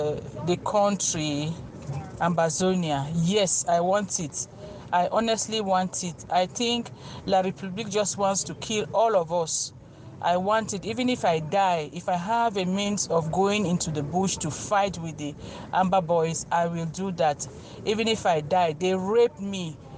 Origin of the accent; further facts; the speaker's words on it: Belo, Northwest Region, Cameroon; I am from Belu.